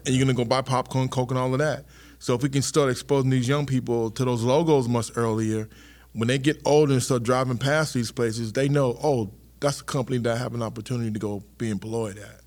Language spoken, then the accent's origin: English; Charleston, South Carolina, United States; also born or lived in Tennessee; I'm a South Carolina kid.